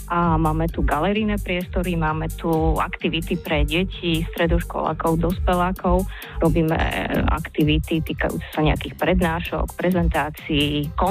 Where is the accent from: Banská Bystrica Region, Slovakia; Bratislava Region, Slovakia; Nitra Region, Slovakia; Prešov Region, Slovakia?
Banská Bystrica Region, Slovakia; Dudince; now in Galanta, Slovakia; bývam v Galati 15 rokov, pochádzam z Dudine, pracujem v Senci